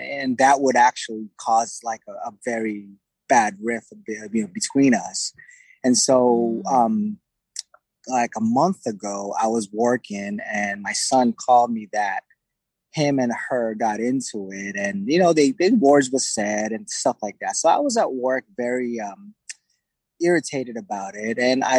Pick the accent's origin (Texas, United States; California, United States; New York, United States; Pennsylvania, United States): California, United States; Oxnard; I'm actually from Oxnard, California.